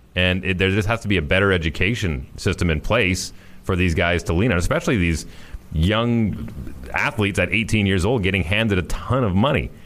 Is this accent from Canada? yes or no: yes; Fort McMurray, Alberta, Canada; moved away; also born or lived in Winnipeg; my hometown of Northern Alberta